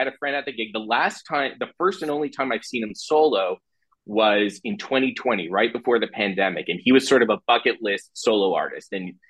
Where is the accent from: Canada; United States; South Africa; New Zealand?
Canada; also born or lived in Toronto; so I'm in Toronto. I'm a Canadian.